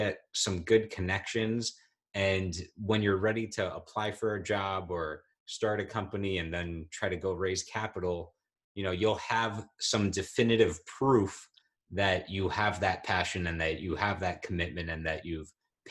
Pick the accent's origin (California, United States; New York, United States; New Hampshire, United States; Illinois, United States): New York, United States; my home state, New York